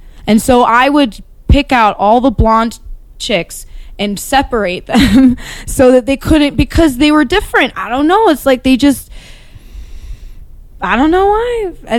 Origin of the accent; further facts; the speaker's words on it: Dunfermline, Scotland, United Kingdom; Well, I grew up in Dunfermline, and then